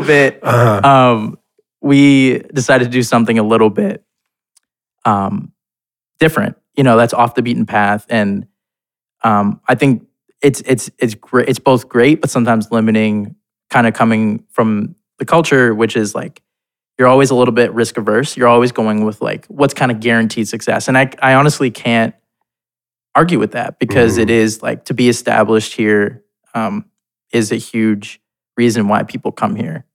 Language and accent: English; Boston, Massachusetts, United States; born or raised there; moved away as an adult; also born or lived in India / London, England / Ohio / New York; now in Portland, United States